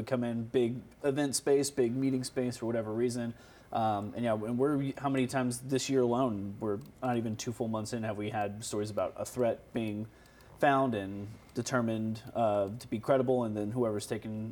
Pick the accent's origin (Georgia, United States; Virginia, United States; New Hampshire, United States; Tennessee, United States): Georgia, United States; moved away; also born or lived in Florida; Georgia where I grew up and was in Florida before I came here